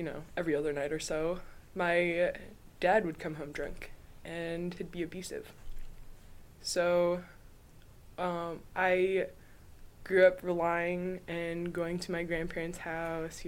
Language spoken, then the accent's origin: English; St. Mary's, Alaska, United States; I'm from St. Mary's, Alaska